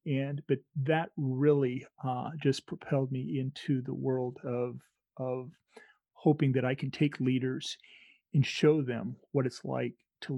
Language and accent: English; Illinois, United States; where my wife and I grew up in Illinois, it's a dot on the map, and you're not going to find it.